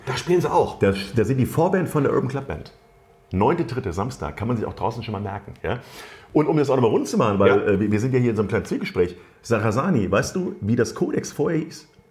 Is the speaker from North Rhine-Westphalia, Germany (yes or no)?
no; Wiesbaden, Hesse, Germany; ich bin in der Biebrichen Allee ja Ach, groß geworden